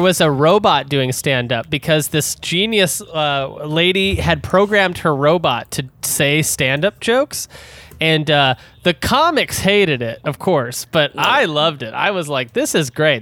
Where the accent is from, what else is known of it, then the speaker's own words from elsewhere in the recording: Denton, Texas, United States; also born or lived in Dallas; I'm from Denton